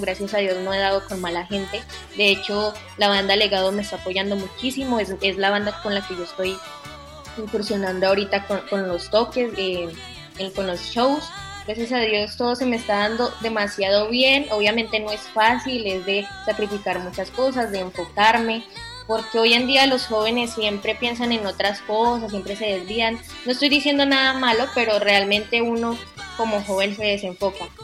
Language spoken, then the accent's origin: Spanish; Manzanares, Caldas, Colombia; born or raised there; now in Melgar, Colombia